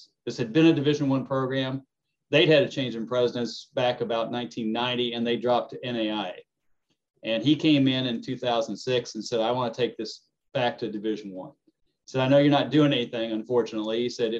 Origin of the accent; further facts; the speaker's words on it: Ohio, United States; moved away as an adult; now in Houston, United States; I grew up in Ohio.